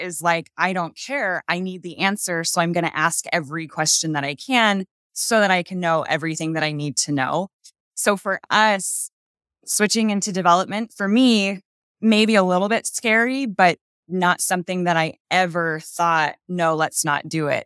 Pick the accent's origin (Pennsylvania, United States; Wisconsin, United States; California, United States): California, United States; Napa Valley, Northern; moved away as an adult; now in Utah, United States; We've actually only been here for two years. We're from Northern California, Napa Valley.